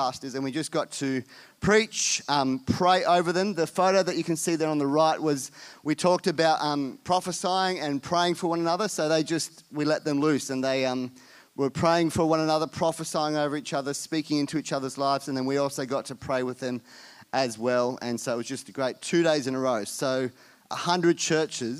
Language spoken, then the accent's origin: English; India; moved away; I was born in India, so going to India is just like going home